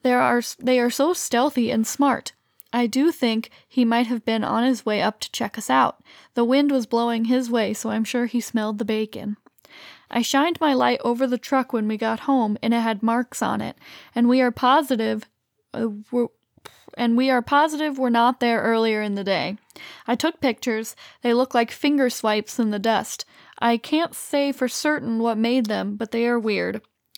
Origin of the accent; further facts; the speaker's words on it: Illinois, United States; and we're from Central Illinois where there's also lots of deer.